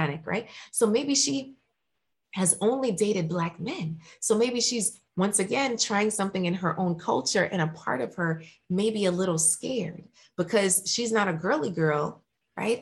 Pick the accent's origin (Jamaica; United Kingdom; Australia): Jamaica; I'm Jamaican, and a part of the Jamaican culture